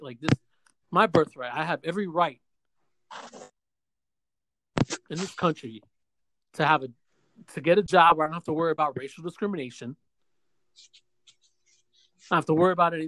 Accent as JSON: {"language": "English", "town": "New York City", "region": "New York", "country": "United States", "tie": "born or raised there", "said": "I was born in St. Luke Hospital in New York City"}